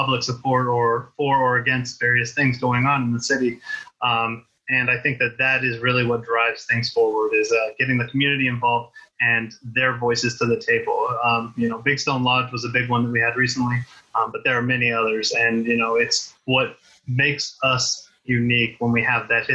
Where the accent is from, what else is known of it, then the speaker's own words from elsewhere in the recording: Poway, California, United States; I grew up here in Poway. I've been here